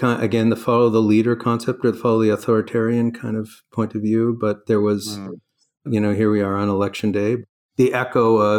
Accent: Toronto, Ontario, Canada; accent: Canadian; moved away as an adult; also born or lived in Stanford; I'm Canadian. Grew up in Toronto.

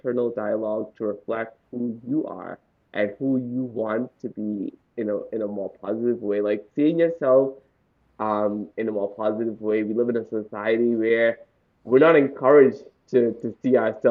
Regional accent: Bahamas; I grew up in the Bahamas.

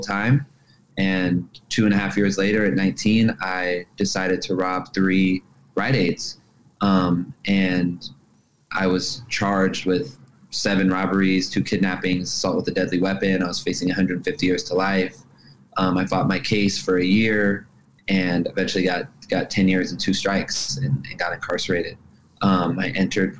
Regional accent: Los Angeles, California, United States; I grew up in Los Angeles.

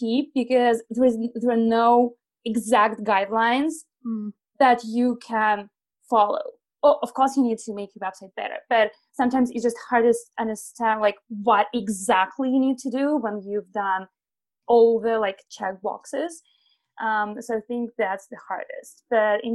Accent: Belarus; I'm originally from Belarus. I was born in a small village

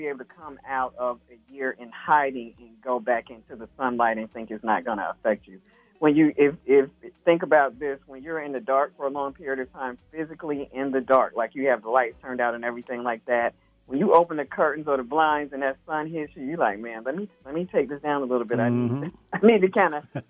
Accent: Alabama, United States; I'm from Alabama

